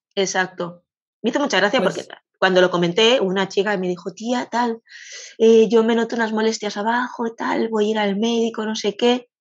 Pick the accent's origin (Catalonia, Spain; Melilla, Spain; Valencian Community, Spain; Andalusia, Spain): Catalonia, Spain; soy de Cataluña